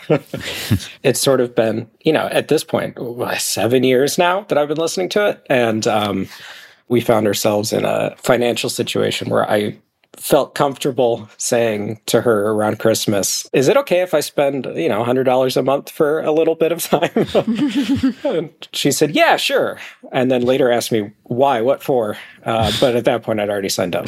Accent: Chicago, Illinois, United States; moved away; also born or lived in Cleveland; I grew up in Chicago.

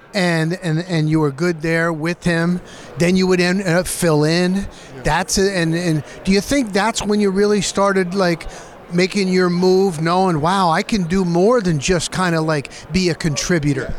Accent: Florida, United States; I'm from Florida

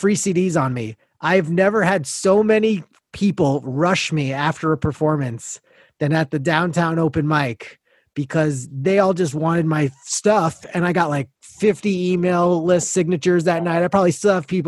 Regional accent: Great Neck, New York, United States; I was in Great Neck at that time back home

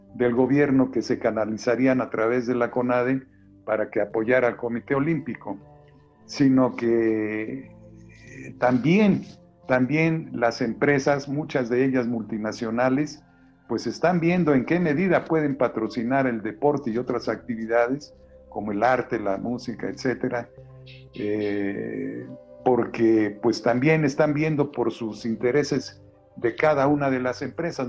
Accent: Xalapa, Veracruz, Mexico; now in Mexico City, Mexico; yo soy originario de la Ciudad de México, pero de muy pequeño salí a, Veracruz

